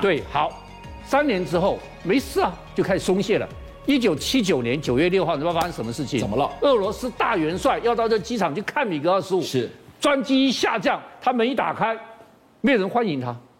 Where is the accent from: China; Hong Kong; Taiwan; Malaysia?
Taiwan